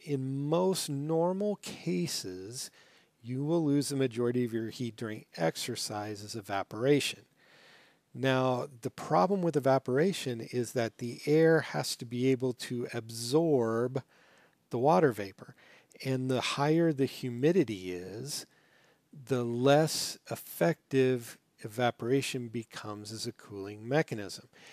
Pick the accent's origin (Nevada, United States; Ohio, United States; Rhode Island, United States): Nevada, United States; Las Vegas; moved away; I grew up in Las Vegas